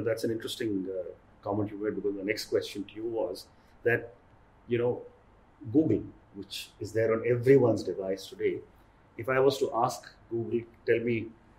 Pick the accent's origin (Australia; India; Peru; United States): India; as an Indian